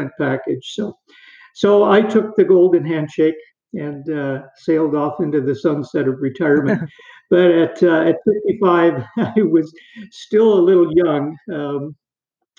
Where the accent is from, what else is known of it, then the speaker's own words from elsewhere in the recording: Perth, Ontario, Canada; I was born in Perth, which is a small town in eastern Ontario